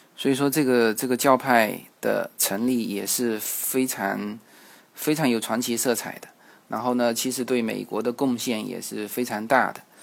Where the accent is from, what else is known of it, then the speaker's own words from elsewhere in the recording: China; 我们中国人